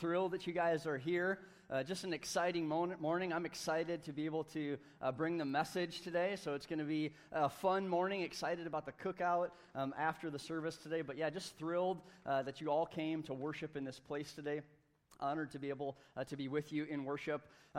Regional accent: United States; they brought it through my hometown. And I can remember there was a parade, and they came over the bridge in Hastings, just a few miles south of here

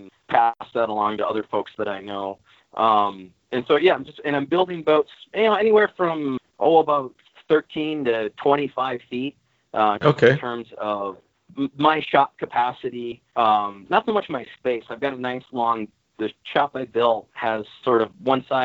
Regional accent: Eau Claire, Wisconsin, United States; also born or lived in Rhode Island / upstate New York; I grew up in Eau Claire, Wisconsin

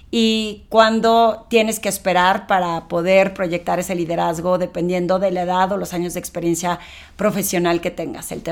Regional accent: Torreón, Coahuila, Mexico; moved away as an adult; now in Mexico City, Mexico; cuando yo me eh, vine de Torreón a la Ciudad de México a trabajar en el medio financiero

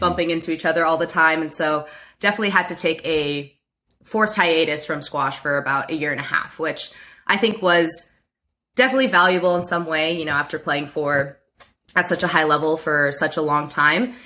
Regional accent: Baltimore, Maryland, United States; moved away as an adult; also born or lived in Stanford, California; now in San Francisco Bay Area, United States; I grew up in Baltimore, Maryland. I moved there when I was seven

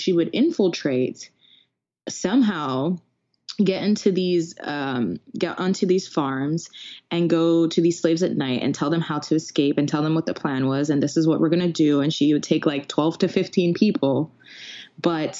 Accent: Jamaica; I'm Jamaican.

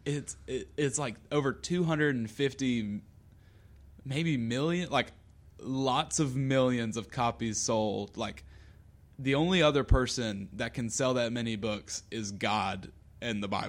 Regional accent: Lexington, South Carolina, United States; I'm from Lexington

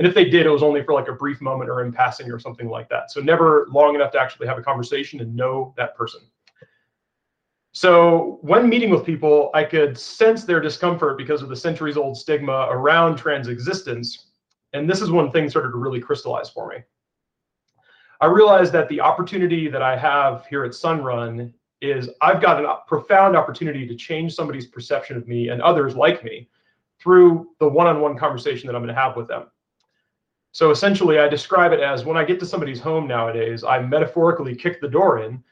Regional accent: Waynesville, North Carolina, United States; moved away as an adult; also born or lived in St. Petersburg, Florida; now in Denver, United States; I was born in St. Petersburg, Florida, but moved to Waynesville, North Carolina shortly after I was born and ultimately grew up there

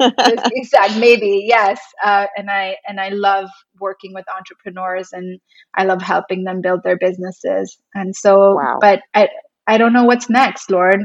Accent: India; also born or lived in New York, United States; now in Los Angeles, United States; work in my home country and start an agency

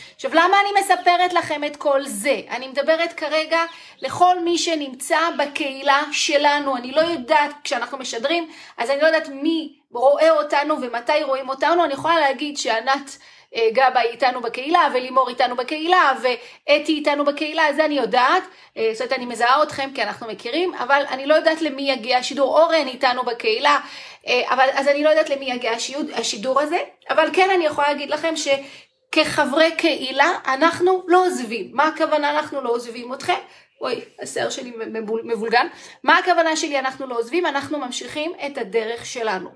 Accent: Israel

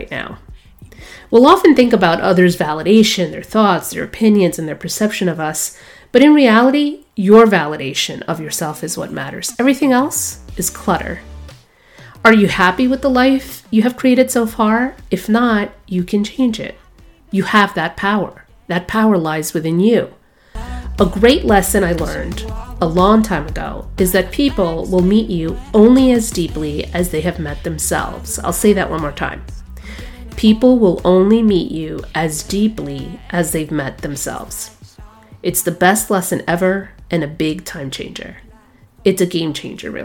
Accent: New York City, New York, United States; moved away as an adult; also born or lived in Boston; I was born in Brooklyn, New York, so grit, resilience, and perseverance form a natural part of who I am. I grew up in New York City in the 1980s

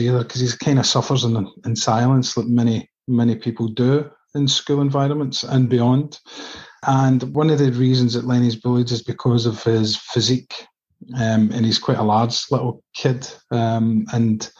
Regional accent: Coatbridge, Scotland, United Kingdom; Coat Bridge is where I was brought up and now live.

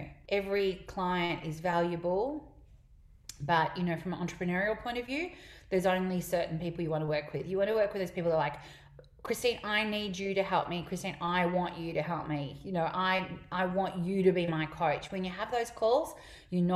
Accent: Melbourne, Victoria, Australia; I'm from Melbourne

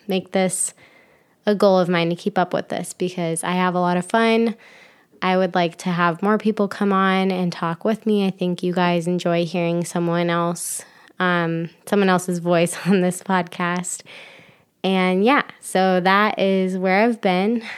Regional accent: Ohio, United States; moved away as an adult; also born or lived in Florida; now in Michigan, United States; I grew up in Ohio

